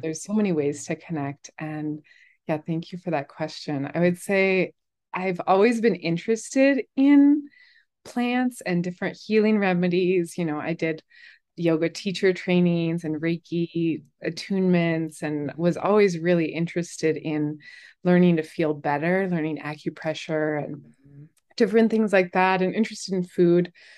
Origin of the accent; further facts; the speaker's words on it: Colorado, United States; moved away as an adult; also born or lived in New York; I grew up in Colorado